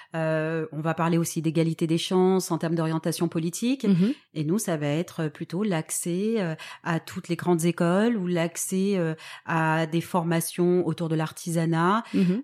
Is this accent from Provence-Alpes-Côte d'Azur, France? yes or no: yes; Toulon, Provence-Alpes-Côte d'Azur, France; je viens de Toulon, donc qui est euh, une ville que tout le monde connaît près de, près de Marseille.